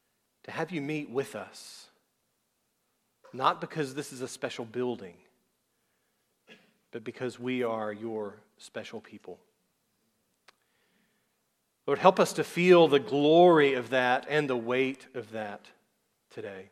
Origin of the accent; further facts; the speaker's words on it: South Georgia, United States; I'm from South Georgia, and that's just how we talk